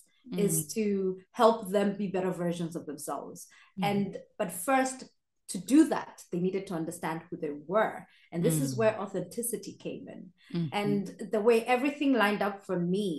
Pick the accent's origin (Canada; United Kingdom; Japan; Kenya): Kenya; moved away as an adult; now in Austria; I'm Kenyan, born and raised, but I moved to Austria